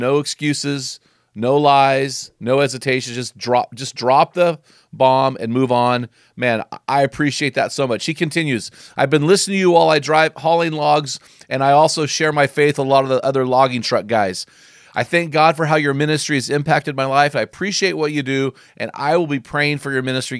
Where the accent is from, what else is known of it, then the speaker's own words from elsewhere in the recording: McMinnville, Oregon, United States; my hometown, McMinnville, Oregon